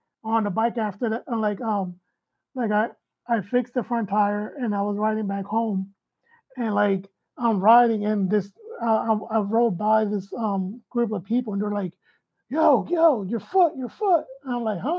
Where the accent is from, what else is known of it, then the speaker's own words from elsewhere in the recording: Philadelphia, Pennsylvania, United States; I grew up in North Philadelphia, in, like, the hood of North Philadelphia.